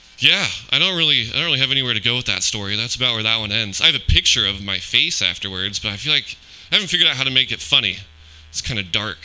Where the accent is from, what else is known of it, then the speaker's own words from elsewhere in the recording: Pleasanton, California, United States; I am from Pleasanton